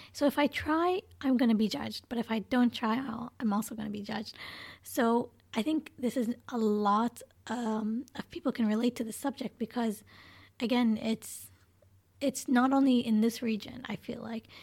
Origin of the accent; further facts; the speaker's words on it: Canada; moved away; growing up in Canada